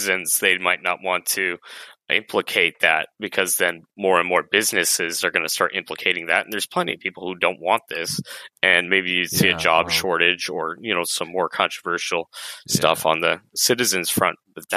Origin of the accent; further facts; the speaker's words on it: Colorado, United States; moved away; I actually was born and raised in Colorado